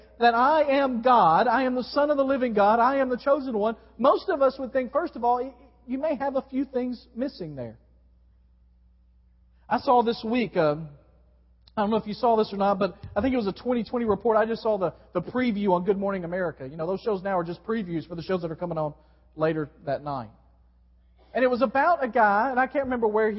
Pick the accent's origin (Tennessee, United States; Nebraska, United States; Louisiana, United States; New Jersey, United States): Tennessee, United States; West; growing up in West Tennessee, and in Memphis